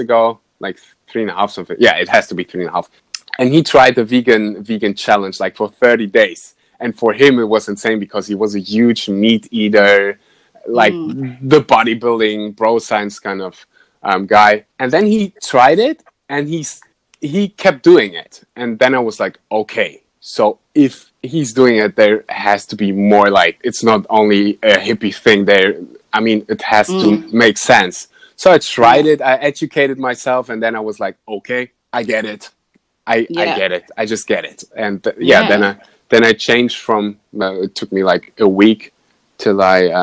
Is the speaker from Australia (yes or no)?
no; Germany; now in Bali, Indonesia; I was born and raised in Germany, but my parents are, so my blood is kind of Russian